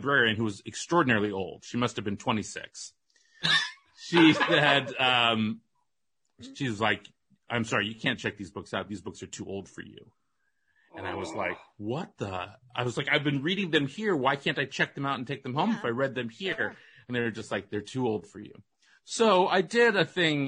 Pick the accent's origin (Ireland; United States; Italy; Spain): United States; Walnut Creek, California; I grew up in Walnut Creek, which is not far from Sonoma